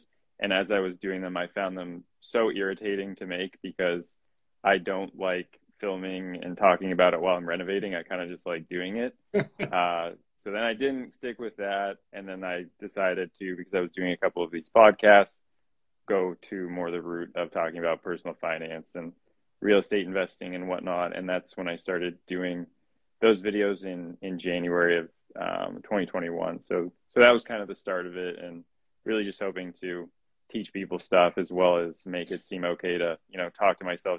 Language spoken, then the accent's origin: English; Canada; moved away as an adult; also born or lived in Boston; now in United States; I am from Canada. I ended up in the States. I played college soccer out here